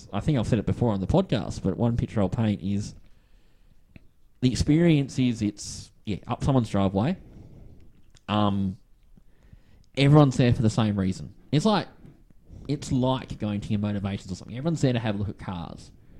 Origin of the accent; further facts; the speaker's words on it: Western Australia, Australia; accent: Aussie; I'm Western Australia.